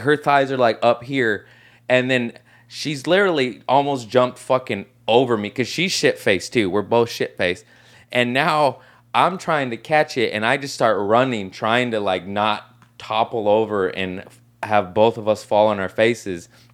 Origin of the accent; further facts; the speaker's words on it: Torrance, California, United States; Torrance, L A area